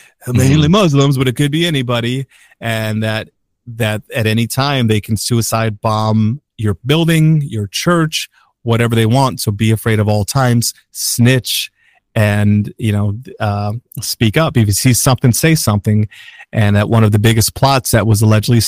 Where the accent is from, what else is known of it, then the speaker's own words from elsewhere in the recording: Chicago, Illinois, United States; We're from Chicago